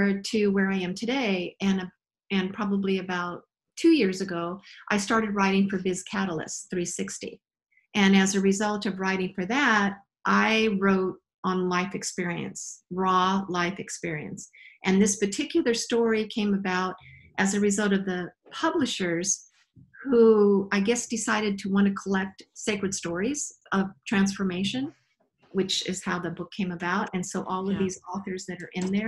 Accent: Albuquerque, New Mexico, United States; I was actually born in Albuquerque, New Mexico

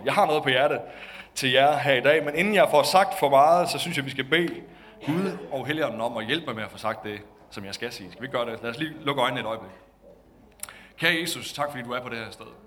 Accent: Denmark; Var pastor i en lille kirke i Nykøbing i morges, hvor jeg voksede op.

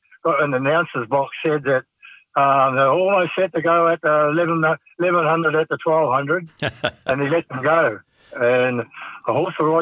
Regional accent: King Country, Waikato, New Zealand; I was brought up around horses. I was born in the King Country, and father had a farm.

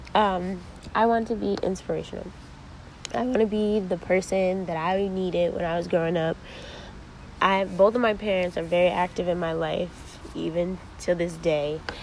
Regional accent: Ansonia, Connecticut, United States; also born or lived in New Haven, Connecticut; I grew up in Ansonia, a real small town in Connecticut

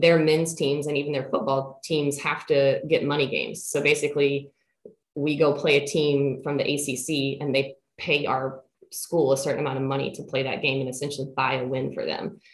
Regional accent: Central Kentucky, United States; moved away as an adult; now in Williamsburg, United States; I am originally from Central Kentucky.

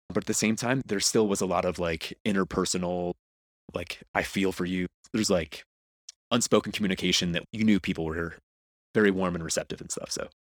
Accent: United States; moved away as an adult; also born or lived in Philadelphia / Miami / Los Angeles / San Diego; now in Mexico City, Mexico; I grew up on the East Coast, about an hour outside of New York

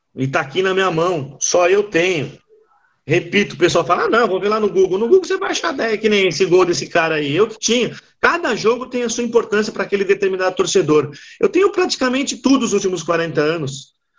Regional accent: Brazil; Eu, eu sou brasileiro

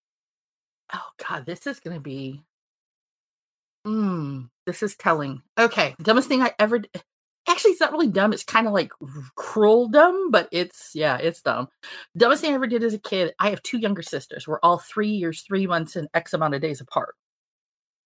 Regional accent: Fayetteville, North Carolina, United States; we grew up in Fayetteville, North Carolina

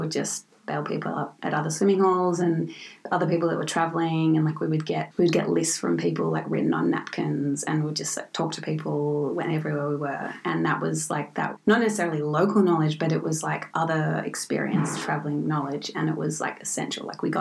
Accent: Victoria, Australia; my home state, Victoria.

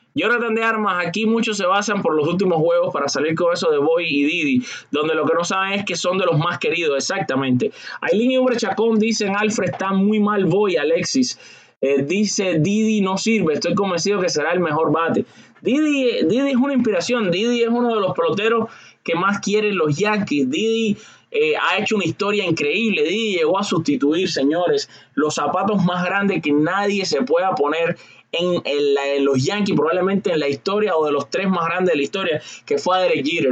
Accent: Cuba; al igual que yo soy cubano

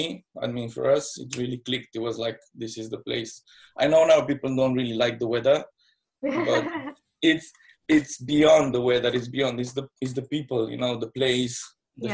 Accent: Moldova region, Moldavia, Romania; now in London, United Kingdom; I'm from Romania, born in the side of Romania called Moldova.

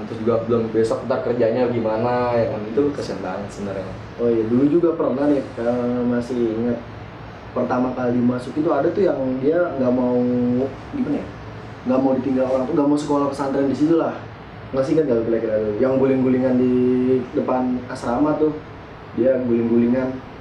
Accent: Java, Indonesia; kita orang Jawa

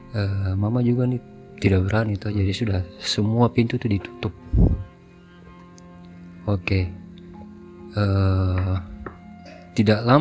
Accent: Papua, Indonesia; now in Makassar, Indonesia; Uh, saya besar di Papua. Uh, baru bergaul nih di Makassar.

